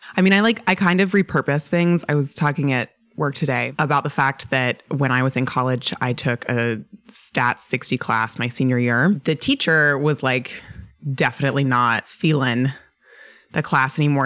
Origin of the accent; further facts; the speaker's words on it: Boulder, Colorado, United States; moved away; I'm originally from Boulder, Colorado.